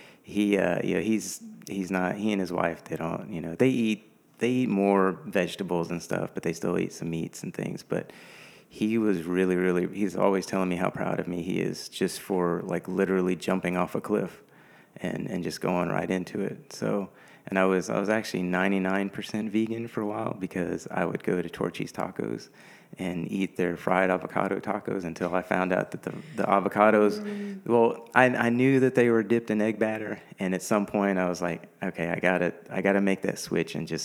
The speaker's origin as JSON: {"language": "English", "town": "Houston", "region": "Texas", "country": "United States", "tie": "born or raised there", "said": "I'm from Houston. I'm a native Houstonian, so I've been here pretty much all my life"}